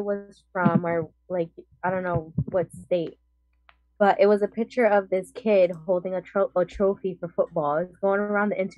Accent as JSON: {"language": "English", "country": "Puerto Rico", "said": "I'm from Puerto Rico."}